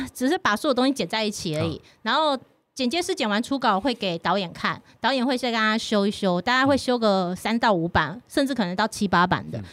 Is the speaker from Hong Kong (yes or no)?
no; Taiwan; 我常常被说我其实很不台湾人，对啊，嗯。包括我的闽南语就讲得很烂的那种